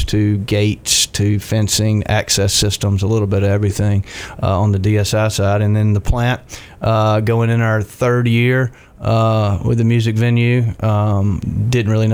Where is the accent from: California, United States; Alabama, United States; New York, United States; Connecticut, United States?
Alabama, United States; Dothan; Born and raised in Dothan